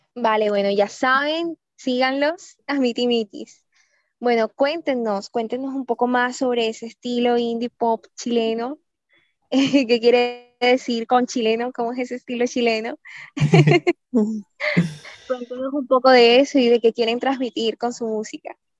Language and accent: Spanish; Colombia; also born or lived in Barranquilla; Sí, de Colombia. Estamos aquí en Barranquilla